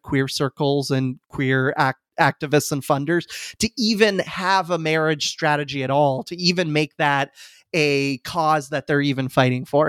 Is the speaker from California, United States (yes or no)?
no; Falls Church, Virginia, United States; I moved back to my hometown of Falls Church, Virginia, right outside D C